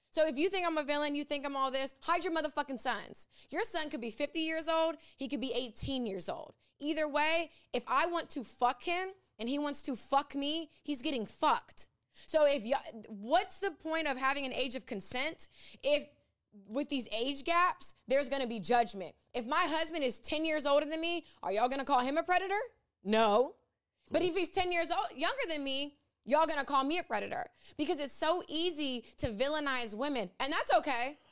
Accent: Ocean Springs, Mississippi, United States; I was raised in Ocean Springs, Mississippi

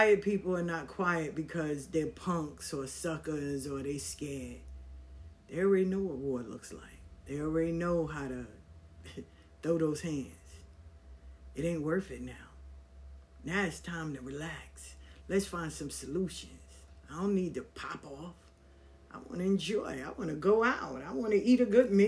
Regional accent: New York City, New York, United States; Growing up in South Jamaica, Queens

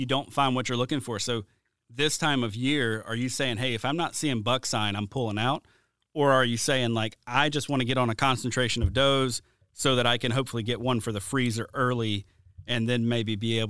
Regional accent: Mobile, Alabama, United States; I'm from Mobile, Alabama.

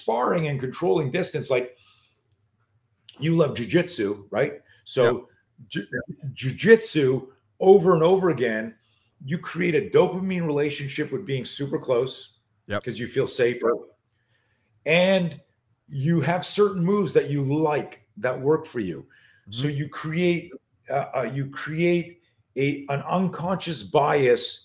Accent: Canada; moved away as an adult; now in United States; I grew up in Canada

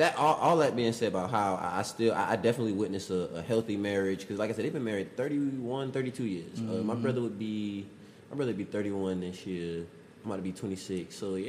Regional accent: Savannah, Georgia, United States; We grew up in Savannah.

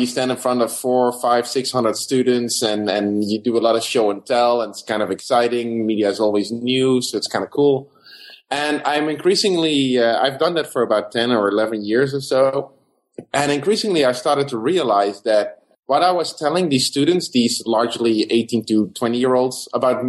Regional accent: Netherlands; moved away as an adult; also born or lived in South Africa / Los Angeles, United States; now in Bloomington, United States; I'm originally from the Netherlands

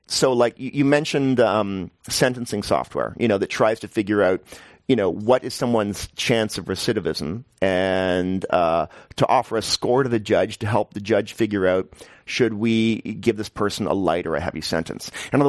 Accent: New York, United States; I'm from New York, which is a horrible place to live in many ways, but at least they build housing, you know?

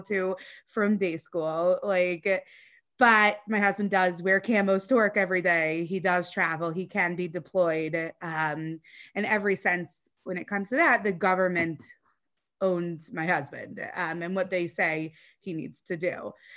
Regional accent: Atlanta, Georgia, United States; moved away; also born or lived in Brooklyn; I'm from Atlanta originally

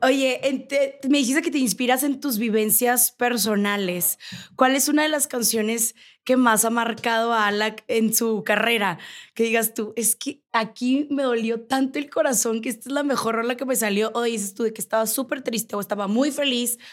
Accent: Navojoa, Sonora, Mexico; now in Mexico City, Mexico; yo soy de Sonora, yo soy de Navojoa

